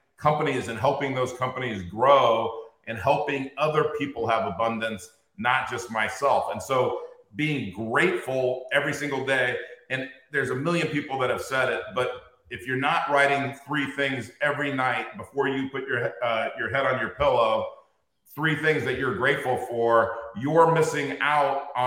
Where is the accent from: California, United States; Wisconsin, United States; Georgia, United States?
California, United States; Inglewood; I grew up in Inglewood, California.